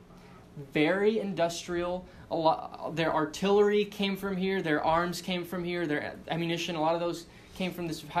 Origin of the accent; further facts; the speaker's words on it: El Paso, Texas, United States; moved away; I'm from El Paso, Texas, and it's dry there